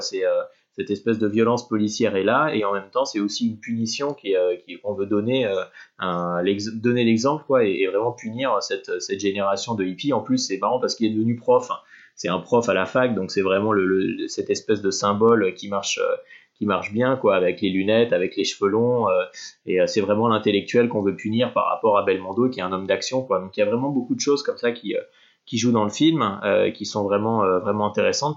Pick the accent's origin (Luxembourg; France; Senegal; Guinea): France; en tant que Français